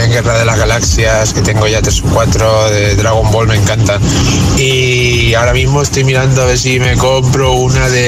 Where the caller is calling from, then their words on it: Valencia, Valencian Community, Spain; Hola, buenos días … de Valencia